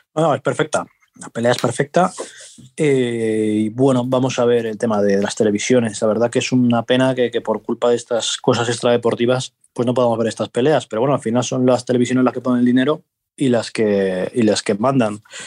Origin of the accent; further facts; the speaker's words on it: Asturias, Spain; yo que soy asturiano